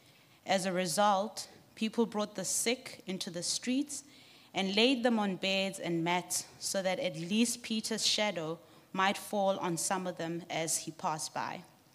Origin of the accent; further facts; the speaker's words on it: Lesotho; also born or lived in Johannesburg, South Africa; I grew up in Lesotho and Johannesburg. I speak Sesotho.